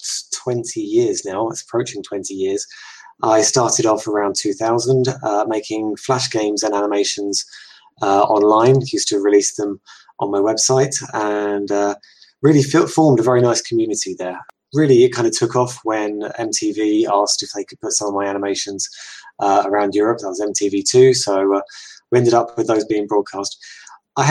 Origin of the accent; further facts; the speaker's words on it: England, United Kingdom; I'm English, in case people hadn't already guessed by the accent.